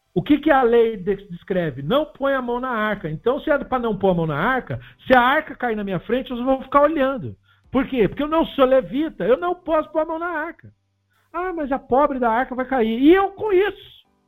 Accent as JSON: {"language": "Portuguese", "country": "Brazil", "said": "somos brasileiros"}